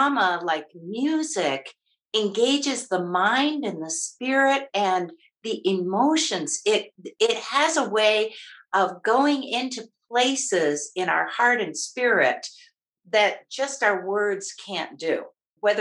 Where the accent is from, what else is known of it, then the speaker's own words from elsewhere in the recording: Michigan, United States; moved away as an adult; also born or lived in Maryland; now in Colorado, United States; I always say I grew up in Michigan. I raised my kids in Maryland, and I now enjoy being a Nana in Colorado